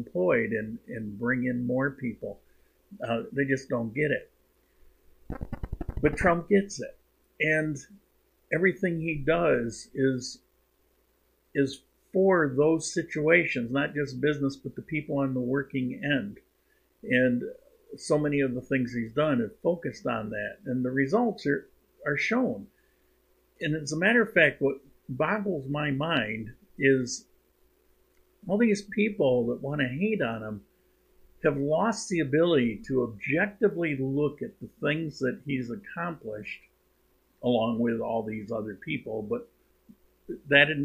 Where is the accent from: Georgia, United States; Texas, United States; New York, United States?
New York, United States; also born or lived in Cuenca, Ecuador; I'm a New Yorker